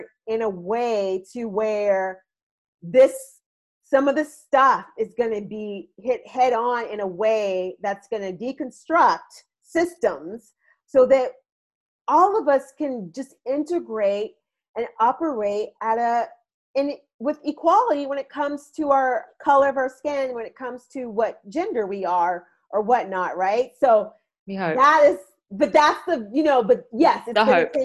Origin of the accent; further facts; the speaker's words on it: United States; growing up in America like I have